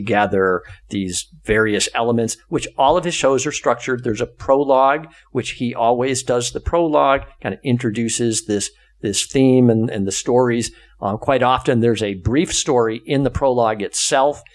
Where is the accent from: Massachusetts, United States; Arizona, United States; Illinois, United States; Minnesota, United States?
Massachusetts, United States; rural Western; I grew up in a rural Western Mass small town, son of a funeral director.